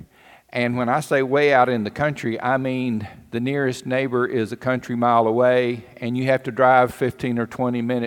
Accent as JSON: {"language": "English", "town": "Cherokee", "country": "United States", "tie": "born or raised there", "moved": "yes", "said": "we moved to a little town called Cherokee. And some of you may know that that's my hometown."}